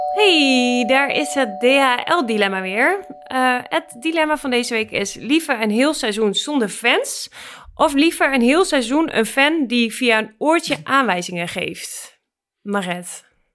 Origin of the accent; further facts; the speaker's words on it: Netherlands; moved away; ik was in Bijlen, waar ik ben opgegroeid